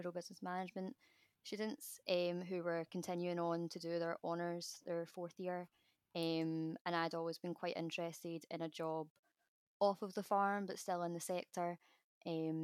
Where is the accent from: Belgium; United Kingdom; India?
United Kingdom; Glasgow, Scotland; I'm from a beef farm just outside of Glasgow